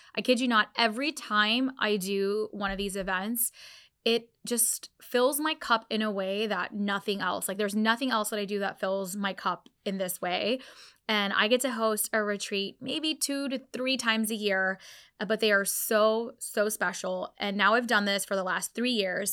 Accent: Orlando, Florida, United States; this is literally my hometown

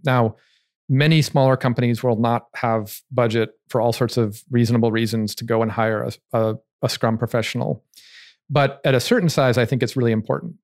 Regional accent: United States; I'm American

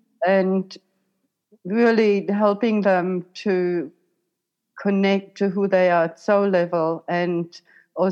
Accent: Germany; moved away as an adult; now in Queensland, Australia; So you might hear my accent. So originally I was born in Germany.

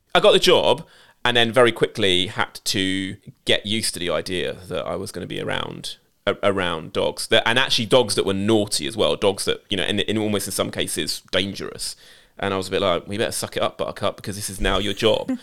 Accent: United Kingdom; as a British Asian who went to an pretty much predominantly, if not all, white school

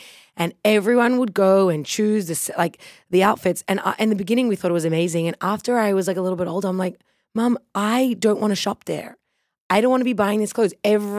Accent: Sydney, New South Wales, Australia; now in New York, United States; I'm Chaya's youngest sister. We're both from Sydney, Australia, and we now live in New York, in Crown Heights.

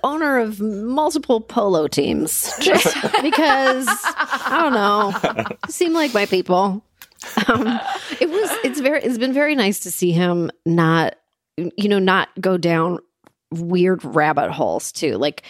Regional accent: Canada; I'm Canadian.

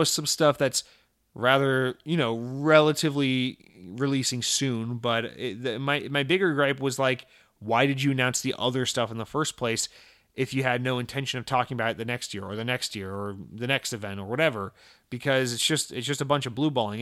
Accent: Atlanta, Georgia, United States; also born or lived in Massachusetts / New York; now in Central Florida, United States; growing up in Georgia, like, in Atlanta and around Atlanta

